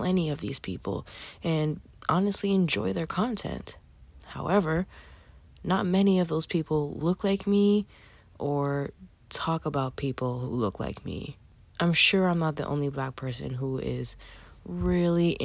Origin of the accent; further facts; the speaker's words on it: New York City, New York, United States; I'm a 30-something-year-old Black woman with a Haitian-Cuban background, born and raised in Brooklyn, New York